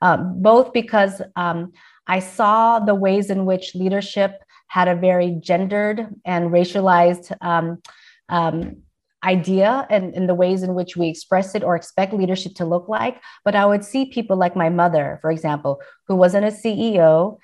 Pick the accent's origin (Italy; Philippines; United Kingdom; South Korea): Philippines; However, in my office, I hang a painting that my brother got for me from the Philippines. I am Filipina and I'm very proud of that identity.